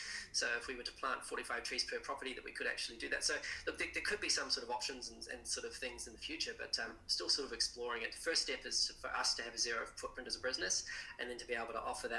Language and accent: English; Central Otago, New Zealand; also born or lived in Christchurch, New Zealand; I was born in Christchurch, but Central Otago since 1984. My dad started a jet boat company down there, and grew up in the deep south.